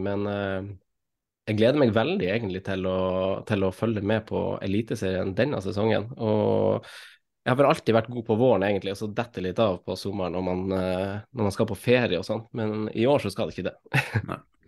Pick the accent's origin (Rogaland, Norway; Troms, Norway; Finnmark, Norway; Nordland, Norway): Troms, Norway; Finnsnes; also born or lived in Oslo; now in Asker, Norway; jeg er jo fra Finnsnes